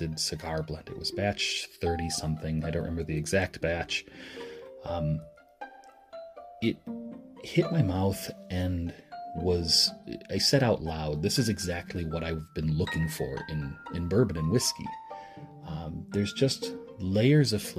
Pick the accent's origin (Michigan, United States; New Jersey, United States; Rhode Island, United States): Michigan, United States; moving to my home state of Michigan